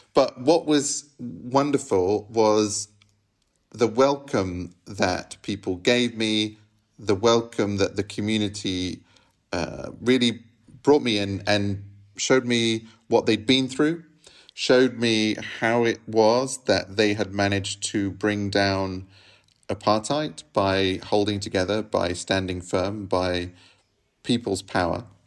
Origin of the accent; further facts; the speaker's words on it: England, United Kingdom; now in Rome, Italy; I grew up in England